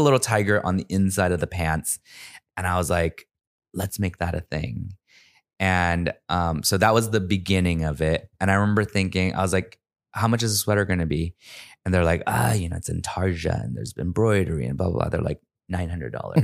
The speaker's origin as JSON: {"language": "English", "country": "United States", "tie": "born or raised there", "said": "growing up in America as an immigrant"}